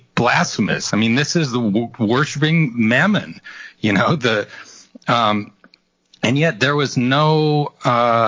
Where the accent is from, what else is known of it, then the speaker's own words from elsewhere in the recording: rural Colorado, United States; when I was in high school in rural Colorado